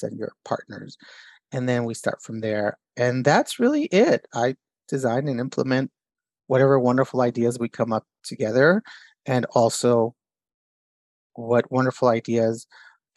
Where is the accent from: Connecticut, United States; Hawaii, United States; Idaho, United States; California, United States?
California, United States; Los Angeles; first language Spanish; English is a second language; also born or lived in San Jose / Bay Area; I'm from Boyle Heights